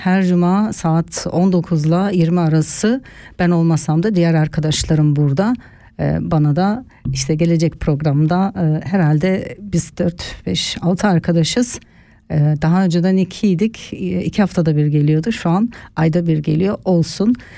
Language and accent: Turkish; Turkey; now in Switzerland; bizim ülkemiz e, Akdeniz bölgesi tarafında